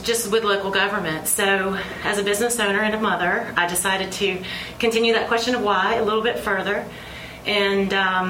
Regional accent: Iredell County, North Carolina, United States; I'm just an Iredell County girl.

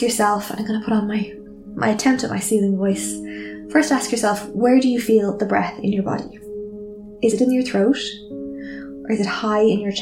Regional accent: Ireland; I am Irish too

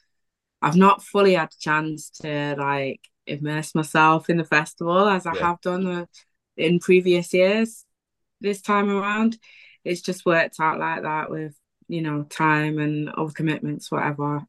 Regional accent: Wythenshawe, North West England, United Kingdom; also born or lived in Prestwich; I grew up in Willington

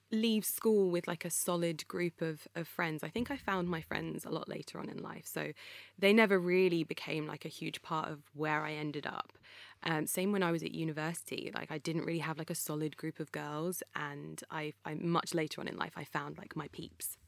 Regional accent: Croxley Green, East of England, United Kingdom; It was me, my brother, and my mum living in a little house in a place called Croxley Green

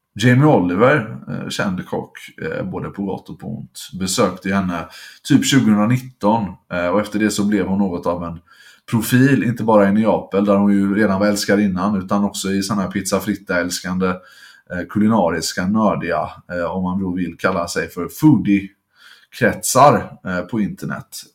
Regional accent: Gothenburg, Västra Götaland, Sweden; som göteborgare

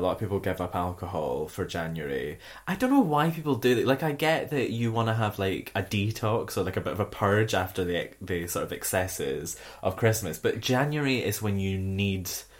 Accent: Scotland, United Kingdom; as a Scottish person

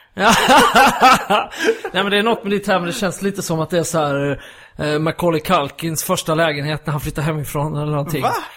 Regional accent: Skåne, Sweden; also born or lived in Gothenburg; now in Stockholm, Sweden; när jag växte upp i Skåne då, jag har inte pratat om bred skånska själv

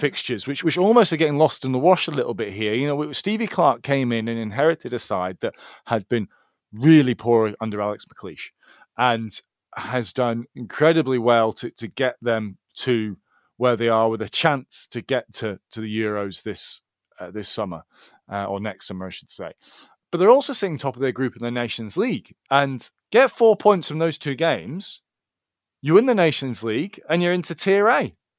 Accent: Scotland, United Kingdom; I consider myself Scottish, and I'm not Scottish, I'm British, not British, then I'm European

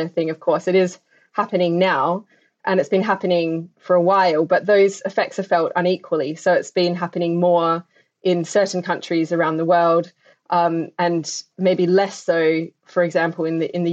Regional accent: Adelaide Hills, South Australia, Australia; moved away; I grew up in Australia and had seen the impacts on the landscapes that I hold very, very dear to my heart in my own home of the Adelaide Hills.

